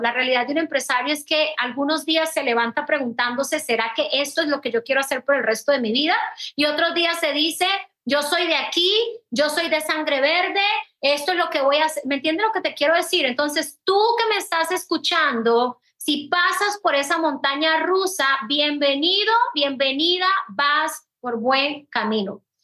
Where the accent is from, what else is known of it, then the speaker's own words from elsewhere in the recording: Colombia; now in Puerto Rico; como extranjera, como colombiana